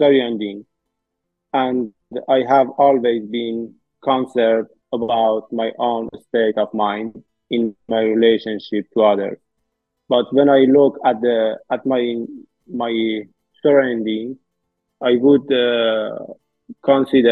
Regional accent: Iran; born or raised there

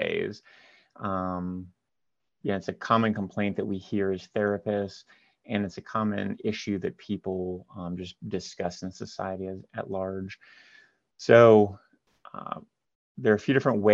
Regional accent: Marion, Ohio, United States; also born or lived in Columbus, Ohio; I'm from Columbus, Ohio, originally from a smaller town north of Columbus called Marion.

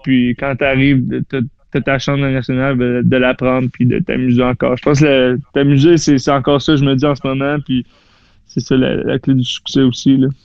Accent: Saint-Jérôme, Quebec, Canada; moved away; also born or lived in Florida; je viens de Saint-Jérôme, j'ai joué pour les Lions de Saint-Jérôme

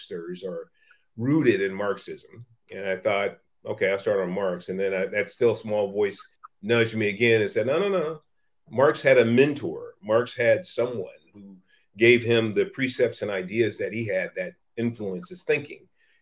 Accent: San Francisco, California, United States; was born in Hunters Point Projects in San Francisco in the 1960s

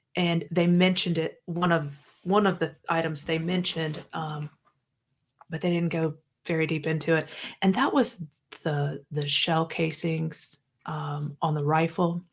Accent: Midwest, United States; moved away as an adult; now in South Carolina, United States; I grew up in the Midwest.

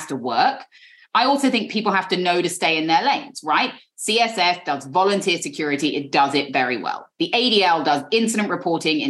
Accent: London, United Kingdom; accent: British; moved away as an adult; now in New York, United States; there are as many Jews where I grew up in London as where I now live in a 3-block radius on the Upper West Side

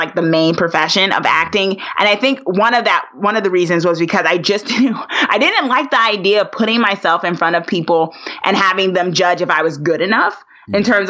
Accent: Newark, New Jersey, United States; I'm a girl from Jersey, born and raised Newark, New Jersey

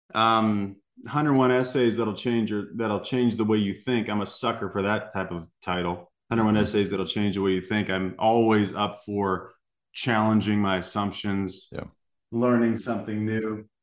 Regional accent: Salem, Illinois, United States; moved away; I was born in Southern Illinois. Um, grew up in a little town called Salem, Illinois.

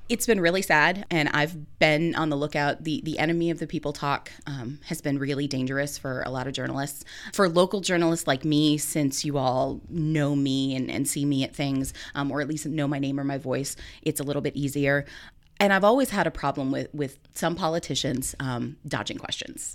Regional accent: Minooka, Illinois, United States; moved away as an adult; also born or lived in Virginia; now in Muncie, United States; I'm a native of Illinois. I come from Minooka, Illinois

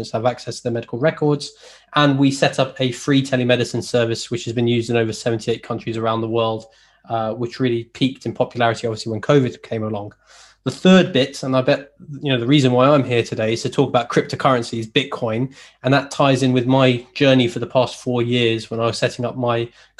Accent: Leeds, Yorkshire and the Humber, United Kingdom; I'm from Leeds

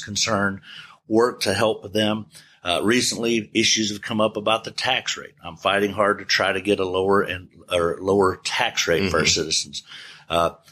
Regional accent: Bay City, Texas, United States; moved away as an adult; also born or lived in Houston, Texas; now in Bryan, United States; I grew up in Bay City, Texas, came here in 1986 to go to school

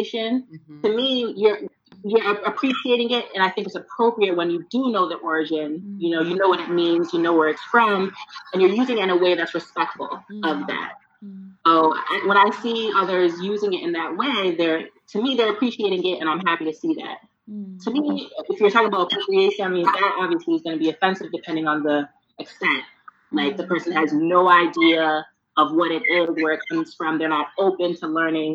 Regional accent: Worcester, Massachusetts, United States; also born or lived in Dallas, Texas / Ghana (ancestry); I was born in Dallas, raised in Massachusetts

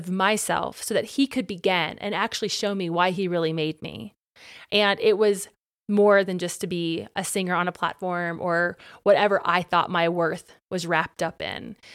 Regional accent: Ohio, United States; I want to go back home to Ohio where I could lead worship on a differ

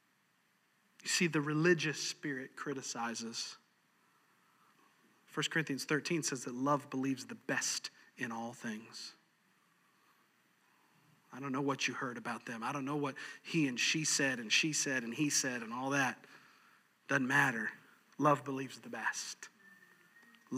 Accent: New York, United States; moved away; I'm from New York. All right, I'm an Italian. I'm from New York

